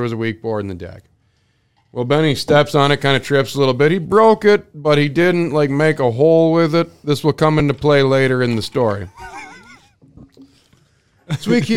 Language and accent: English; Midwest, United States; also born or lived in Pine County; growing up in the Midwest